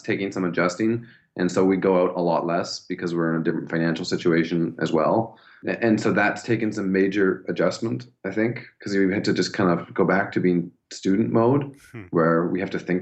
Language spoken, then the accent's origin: English; Canada; moved away as an adult; now in Wagga Wagga, Australia